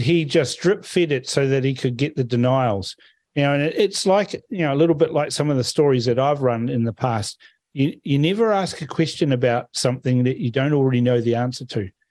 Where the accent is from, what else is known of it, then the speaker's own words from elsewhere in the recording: Fiji; now in New Zealand; I'm from Fiji. I was born there